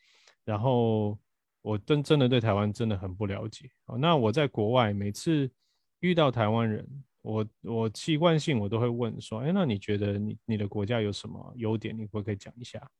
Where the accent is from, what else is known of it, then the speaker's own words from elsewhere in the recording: Brazil; now in Taiwan; 当我以前因为我在巴西出生，我其实是一直到学校毕业我才来台湾。啊，那我之前对于台湾的印象是零，我只有偶尔暑假回来台湾